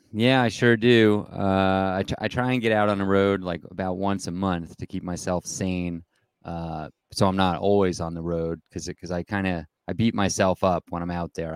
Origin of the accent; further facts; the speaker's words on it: East Coast, United States; moved away as an adult; also born or lived in Denver, Colorado; now in Colorado, United States; I grew up on the East Coast, but I've been out here about twenty-five years